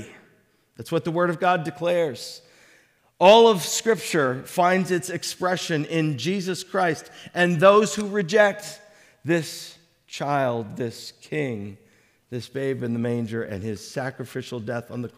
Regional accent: Connecticut, United States; growing up in Connecticut as a little kid

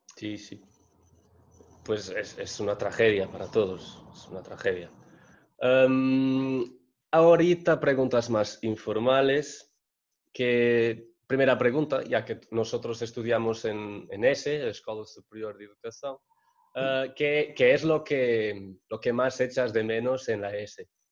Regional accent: Portugal; Spanish is a second language; yo que soy portugués

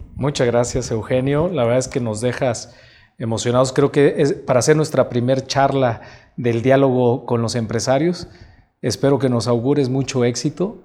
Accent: Mexico; tenemos un compromiso como mexicanos

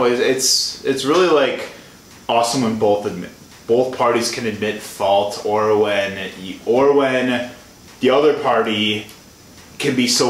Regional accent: Illinois, United States; moved away as an adult; I'm from Illinois.

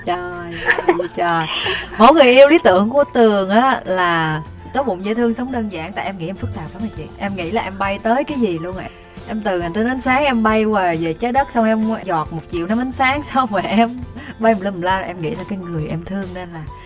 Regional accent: Vietnam; tôi sinh ra ở Việt Nam

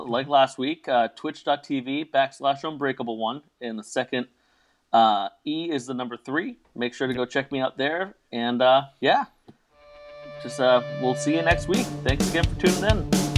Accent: Boston, Massachusetts, United States; I am from Boston.

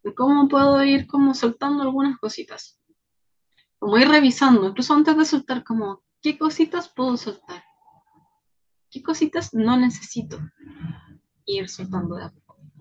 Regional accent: Chile; also born or lived in Pichilemu; Soy chilena, vivo en Pichilemu

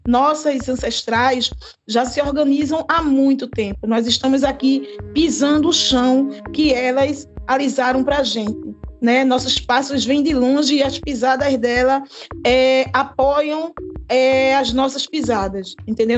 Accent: Recife, Pernambuco, Brazil; eu sou do bairro de Água Fria, sabe, aqui em Recife

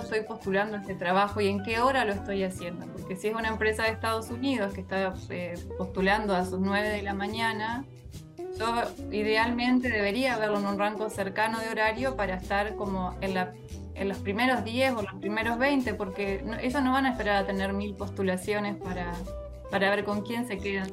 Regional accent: Colonia Valdense, Colonia, Uruguay; soy de Colonia Valdense. Eh, hace, en el 2019 volví a vivir a Valdense después de un tiempo

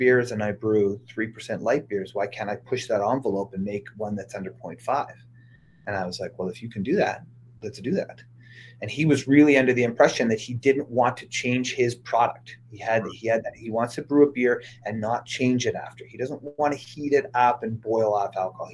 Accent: Saskatoon, Saskatchewan, Canada; moved away; I'm from Saskatoon, Saskatchewan originally.

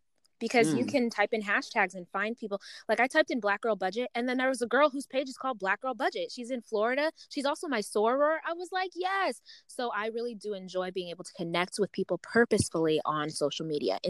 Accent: Uganda; because I'm from Uganda, right? I'm African.

